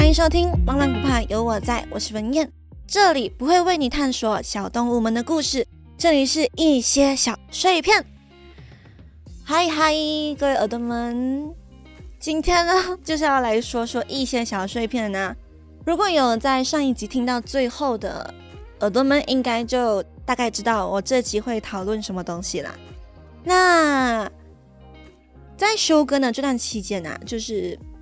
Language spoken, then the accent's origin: Chinese; Malaysia; 就很像我这样，就是一个马来西亚人去到台湾